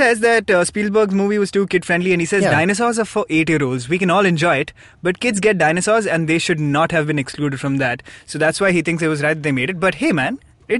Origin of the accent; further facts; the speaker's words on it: South India, India; We are South Indian.